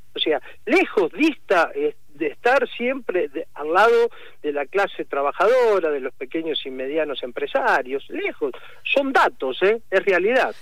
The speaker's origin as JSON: {"language": "Spanish", "region": "Santa Fe", "country": "Argentina", "said": "Nosotros somos del grito de Alcorta aquí en Santa Fe"}